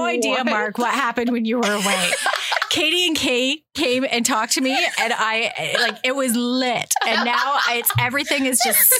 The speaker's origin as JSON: {"language": "English", "town": "Campbellford", "region": "Ontario", "country": "Canada", "said": "I am from Campbellford."}